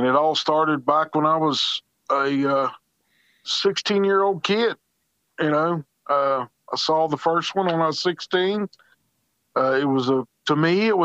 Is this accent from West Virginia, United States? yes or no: yes; Charleston, West Virginia, United States; I'm from the Charleston, West Virginia area